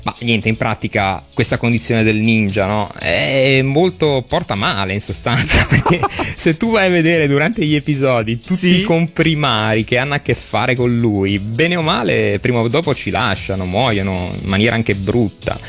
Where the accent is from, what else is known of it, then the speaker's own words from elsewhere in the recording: Genoa, Liguria, Italy; io sono genovese, Liguria